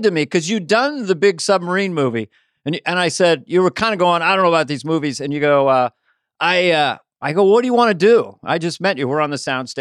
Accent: south of San Francisco, California, United States; also born or lived in Montana; from Montana, but then grew up basically on the peninsula, you know, south of San Francisco

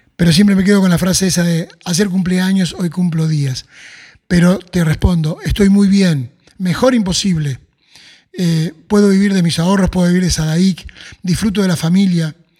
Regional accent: Cañada Rosquín, Santa Fe, Argentina; cuando yo tenía seis años, nos llevó a vivir al pueblo, eh, yo empecé a trabajar repartiendo carne en una carnicería, la carnicería de Cabalero, en Cañada Rosquín

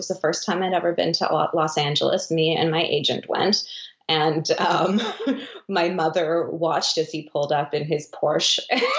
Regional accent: Vancouver, British Columbia, Canada; Me? It was Vancouver. Vancouver

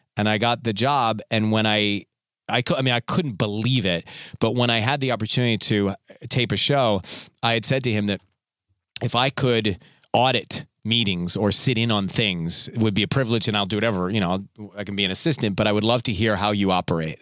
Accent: Atlanta, Georgia, United States; So I was born and raised in Atlanta, Georgia

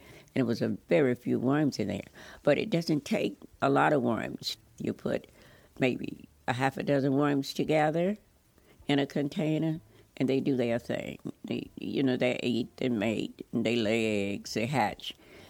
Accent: Louisiana, United States; I grew up in Louisiana, and I'd had a lot of experience with farm work.

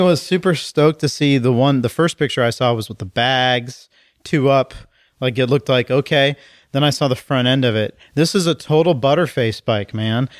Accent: College Station, Texas, United States; I grew up in College Station, Texas

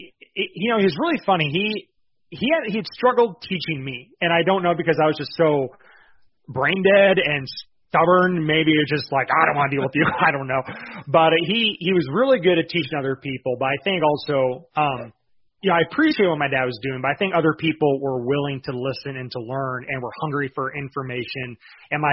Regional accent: Lapeer County, Michigan, United States; now in Iowa, United States; We're actually originally from Michigan

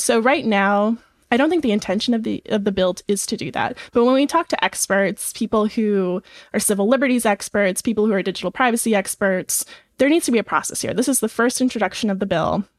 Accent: Nebraska, United States; I'm from Nebraska

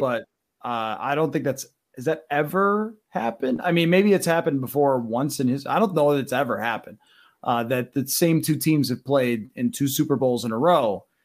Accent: Buffalo, New York, United States; moved away; my hometown is Buffalo

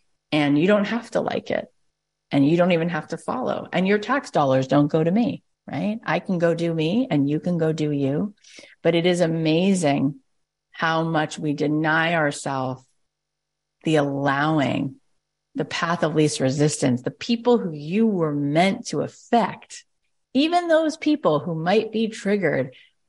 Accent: Arlington, Texas, United States; And for some people growing up in Arlington, Texas, they don't like the things that are different about me.

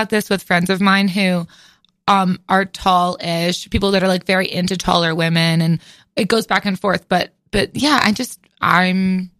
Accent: outside New Haven, Connecticut, United States; I'm from outside New Haven.

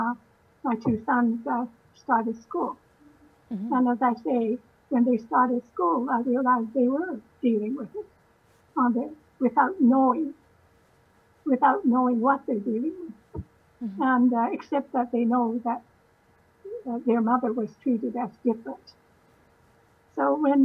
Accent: Canada; also born or lived in Winnipeg; now in Vancouver, Canada; I was born in Canada

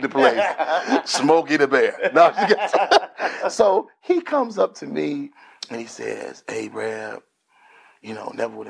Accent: Grand Rapids, Michigan, United States; I grew up in Grand Rapids, Michigan, where Grand Rapids is the second largest city in the state of Michigan.

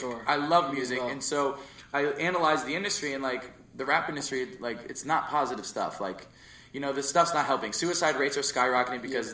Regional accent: Jersey Shore, New Jersey, United States; we moved to Jersey Shore

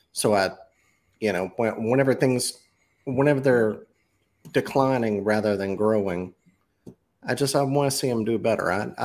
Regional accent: Mississippi, United States; I'm from Mississippi.

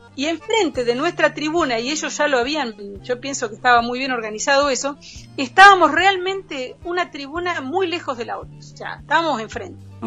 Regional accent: Argentina; moved away; also born or lived in France; ese sentimiento colectivo también argentino eh, por el fútbol, ¿no? cuando llega viene Boca eh, Junior, para mí era como revivir algo de, de, mi vida

